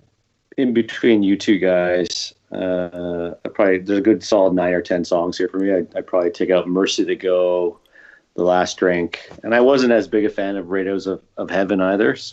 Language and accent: English; Canada; I'm biased as a Canadian